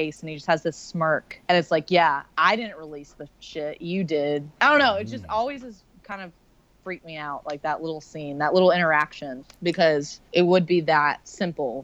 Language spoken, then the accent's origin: English; United States; I'm American